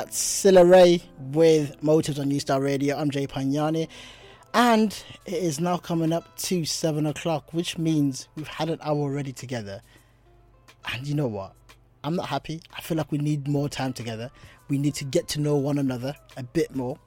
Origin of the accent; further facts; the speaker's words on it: South Africa; moved away; As a South African